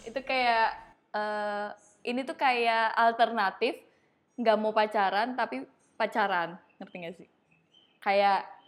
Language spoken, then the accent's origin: Indonesian; Bandung, West Java, Indonesia; moved away; Bandung itu tempat asalku